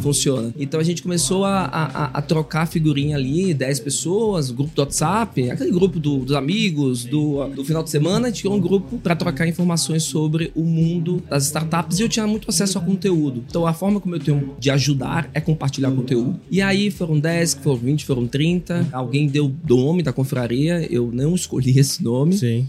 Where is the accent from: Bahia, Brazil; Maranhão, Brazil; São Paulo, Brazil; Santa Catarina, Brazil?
Bahia, Brazil; sou baiano, dá pra perceber, sou teropolitano